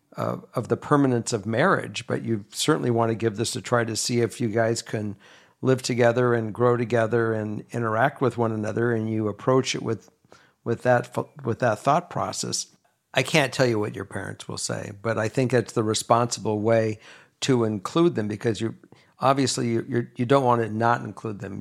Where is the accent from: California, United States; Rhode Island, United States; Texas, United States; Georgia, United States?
California, United States; Los Angeles; moved away as an adult; also born or lived in Minnesota / Kentucky; And I grew up in Los Angeles. Now I'm back in L